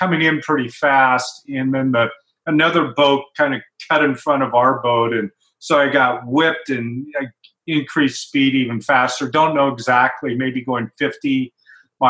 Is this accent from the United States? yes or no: yes; Portland, Oregon, United States; I grew up in Portland, Oregon, a pretty typical kid